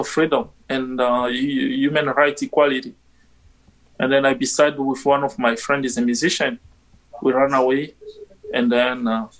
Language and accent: English; DR Congo; English is a second language; moved away as an adult; now in Winnipeg, Canada; I'm originally from Republic Democratic of Congo.